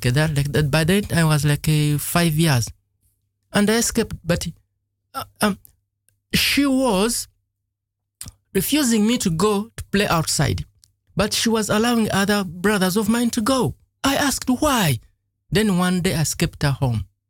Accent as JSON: {"language": "English", "town": "Lugazi", "region": "Central Region", "country": "Uganda", "tie": "born or raised there", "moved": "yes", "said": "I grew up in a, in a village that was uh, not in Kampala exactly Mm-hmm. The place was called Lugazi"}